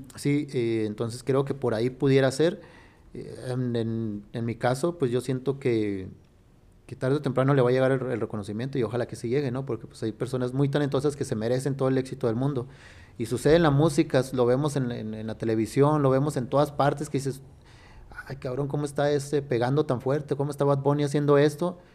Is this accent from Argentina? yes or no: no; Sonora, Mexico; born or raised there; now in Fresnillo, Mexico